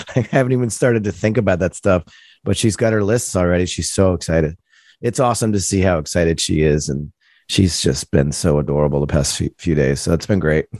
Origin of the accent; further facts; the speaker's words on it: Providence, Rhode Island, United States; I grew up in Providence, Rhode Island